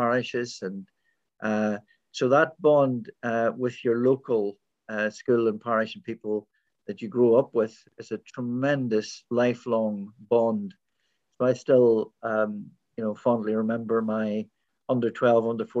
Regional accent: County Tyrone, Northern Ireland, United Kingdom; moved away as an adult; now in Scotland, United Kingdom; my upbringing was in a small village in County Tyrone with a small population

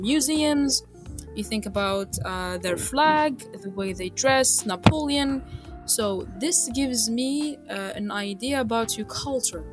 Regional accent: Biskra, Biskra Province, Algeria; I'm from Biskra

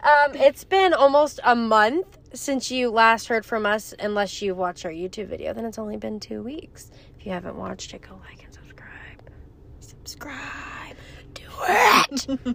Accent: Texas, United States; moved away as an adult; now in Wyoming, United States; even though I'm from Texas

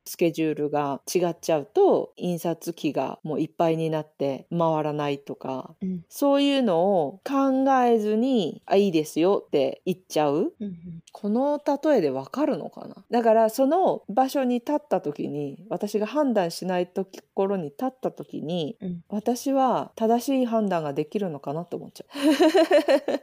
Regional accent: Japan; moved away as an adult; now in Australia; 私は日本で育ってる

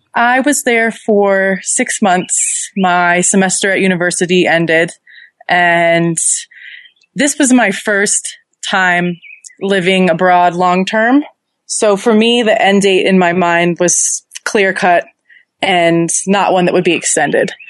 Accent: San Jose, California, United States; moved away as an adult; also born or lived in Melbourne, Australia; I grew up in San Jose, California

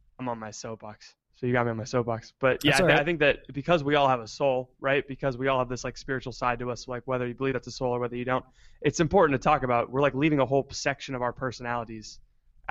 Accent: Florida, United States; moved away; I'm from Florida originally.

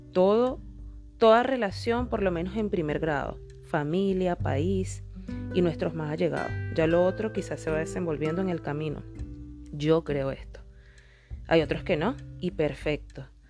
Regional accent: Venezuela; mi país, en el país donde nací, Venezuela

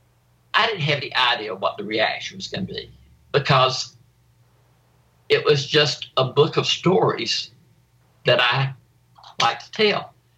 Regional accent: South Carolina, United States; my childhood growing up in South Carolina.

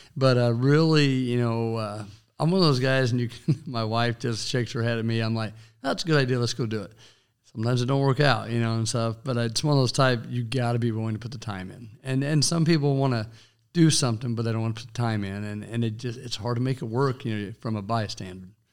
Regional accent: Goodland, Kansas, United States; now in Hays, United States; my hometown of Goodlin, Edson area

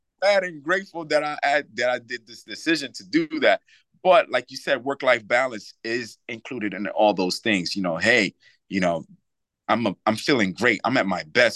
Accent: New York, United States; now in Reading, United States; I'm from New York. You know, I wanted to be back home in New York

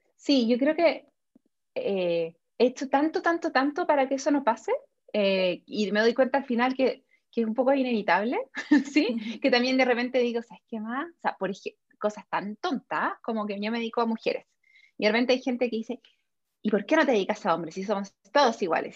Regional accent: Chile; las dos somos chilenas, ¿sí? Eh, y Chile es un país como súper conservador todavía. Entonces, yo a mí, yo no me siento, o sea, obvio que soy chilena, más chilena que los porotos

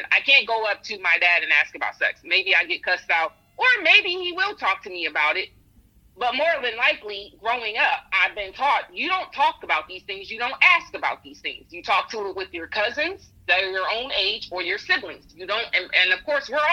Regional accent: United States; I am American

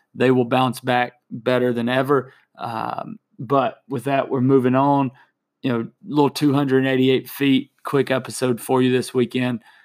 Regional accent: Lexington, United States; my hometown, my alma mater, my Lexington Bears

